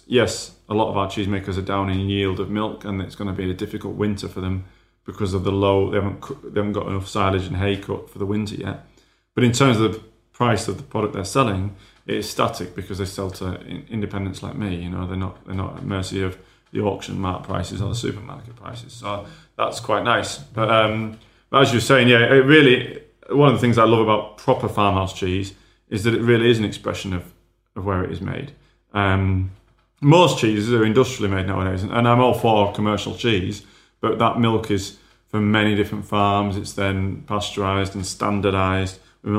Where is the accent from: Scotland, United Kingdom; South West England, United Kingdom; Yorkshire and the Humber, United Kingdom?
Yorkshire and the Humber, United Kingdom; I'm a Yorkshireman